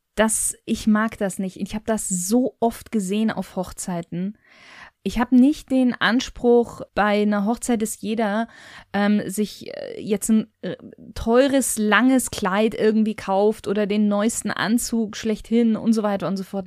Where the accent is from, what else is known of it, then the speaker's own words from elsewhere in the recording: Bavaria, Germany; ich bin ja in Bayern groß geworden